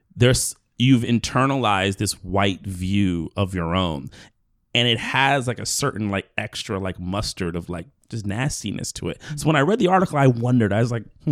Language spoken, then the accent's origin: English; New York City, New York, United States; I grew up here in New York